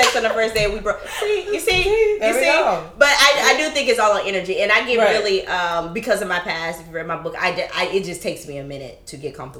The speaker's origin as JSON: {"language": "English", "region": "the South", "country": "United States", "tie": "born or raised there", "moved": "yes", "said": "I was raised in the South"}